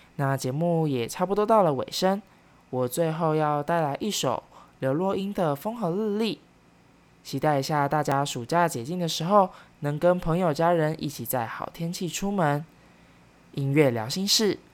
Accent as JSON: {"language": "Chinese", "region": "Kaohsiung", "country": "Taiwan", "tie": "born or raised there", "also_born_or_lived": "Taipei", "moved": "as an adult", "said": "高雄，也是我的家乡"}